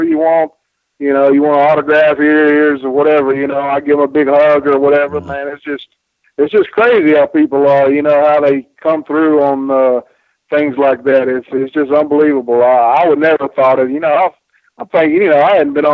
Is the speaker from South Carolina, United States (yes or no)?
yes; Spartanburg, South Carolina, United States; my little town in Spartanburg, South Carolina, you know, and I grew up on Mid-Atlantic Championship Wrestling